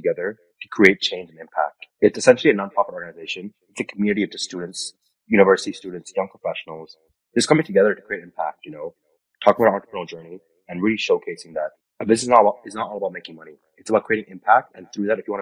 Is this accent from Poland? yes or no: no; Bangkok, Thailand; moved away as an adult; now in London, United Kingdom; I was born and raised in Bangkok, Thailand. That's where home is for me.